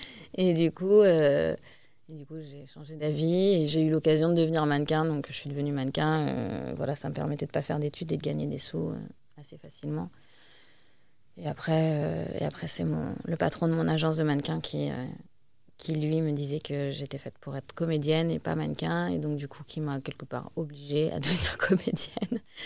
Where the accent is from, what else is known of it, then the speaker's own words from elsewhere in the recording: Asnières-sur-Seine, Île-de-France, France; à Agnières, là où j'ai grandi